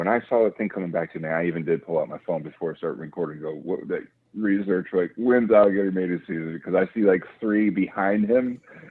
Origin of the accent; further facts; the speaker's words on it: Cape Coral, Florida, United States; I was born and raised in Cape Coral